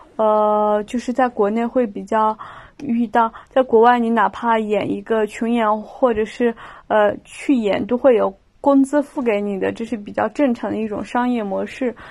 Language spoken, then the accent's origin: Chinese; Lanzhou, Gansu, China; moved away as an adult; also born or lived in Shanghai; 我是兰州人嘛，我到上海上学，然后首先是不适应，因为我是一个北方人